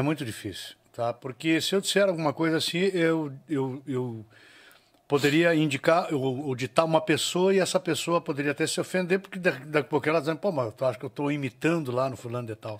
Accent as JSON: {"language": "Portuguese", "town": "Alegrete", "region": "Rio Grande do Sul", "country": "Brazil", "said": "eu sou do Alegrete"}